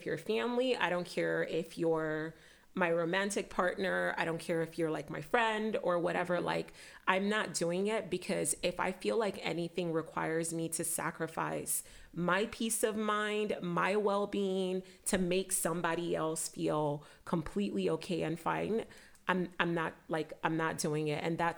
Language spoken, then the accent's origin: English; Nigeria; growing up, I was a people pleaser. I was like, and part of that is just, you know, being Nigerian, it's you listen to your elders